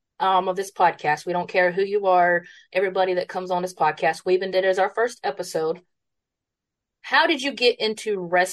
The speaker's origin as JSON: {"language": "English", "region": "West Virginia", "country": "United States", "said": "I'm from West Virginia"}